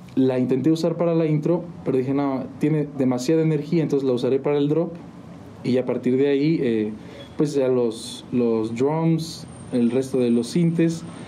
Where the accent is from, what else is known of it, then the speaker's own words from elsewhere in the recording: San Juan del Río, Querétaro, Mexico; De aquí de San Juan, de hecho... Eh, mis papás también son de San Juan